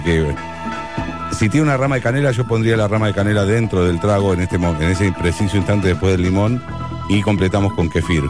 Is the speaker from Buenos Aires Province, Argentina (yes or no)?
yes; Pinamar, Buenos Aires Province, Argentina; soy de Pinamar, de Cariló, de la playa